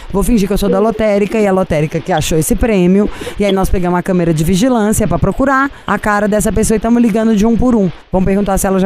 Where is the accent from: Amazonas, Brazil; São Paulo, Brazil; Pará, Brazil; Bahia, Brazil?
São Paulo, Brazil; Você tá falando porque a gente é paulista, por causa do nosso meio.